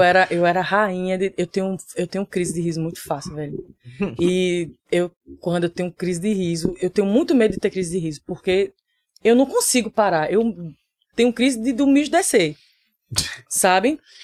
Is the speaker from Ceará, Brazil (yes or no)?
no; Recife, Pernambuco, Brazil; also born or lived in São Paulo; eu tô aqui desde os três anos de idade